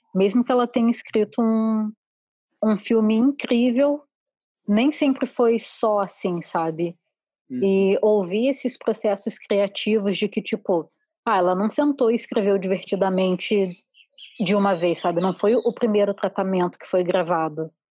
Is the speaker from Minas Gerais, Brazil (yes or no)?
no; Rio de Janeiro, Brazil; moved away as an adult; now in Porto Alegre, Brazil; eu sou carioca, eu só moro aqui há, há pouco tempo, pouco tempo, tipo seis anos